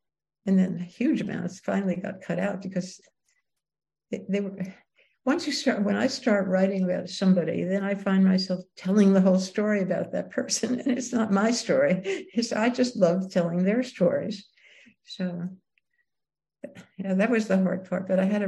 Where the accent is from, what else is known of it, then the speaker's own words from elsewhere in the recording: New York City, New York, United States; It was a very prejudiced world. It was all, where I grew up, the time I grew up, is all Italians and Jews.